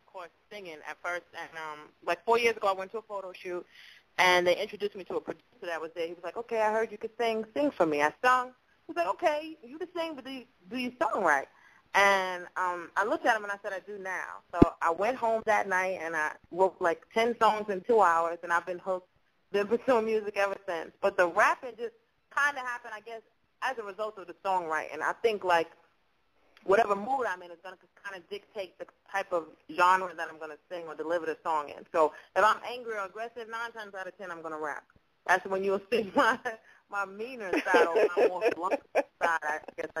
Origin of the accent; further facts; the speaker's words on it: New York City, New York, United States; I'm from Brooklyn, New York originally. Shout out to BK, Fort Greene in the house